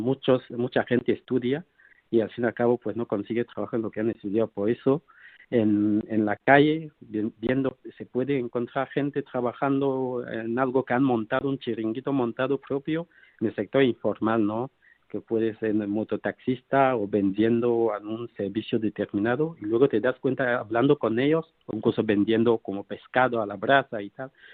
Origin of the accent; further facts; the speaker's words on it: Dschang, West, Cameroon; Spanish is a second language; nací en Camerún, en el, en el oeste, la región del oeste de Camerún, en una ciudad que se llama Chang